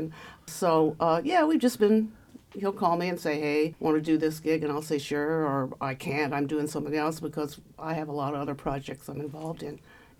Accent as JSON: {"language": "English", "town": "Martinsville", "region": "Indiana", "country": "United States", "tie": "born or raised there", "also_born_or_lived": "Ohio / New York", "moved": "as an adult", "said": "Well, I'm originally from Martinsville. And I started playing the violin at about age 9 or so."}